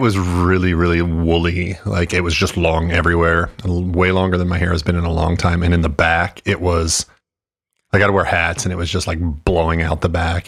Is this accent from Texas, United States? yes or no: yes; Texas, United States; I grew up in Texas